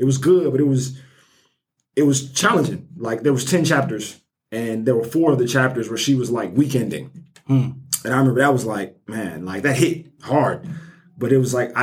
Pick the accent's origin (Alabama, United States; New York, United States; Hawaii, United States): Alabama, United States; Birmingham; I'm from Birmingham, born and raised Nigerian American